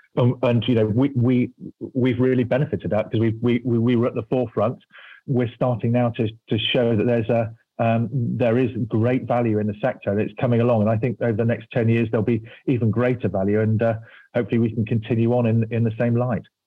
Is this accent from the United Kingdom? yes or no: yes; United Kingdom; I'm British